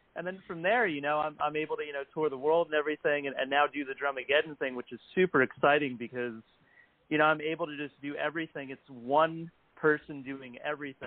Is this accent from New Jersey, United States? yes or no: yes; New Jersey, United States; now in New York City, United States; I live in the West Village, but I grew up in Jersey, not too far from New York.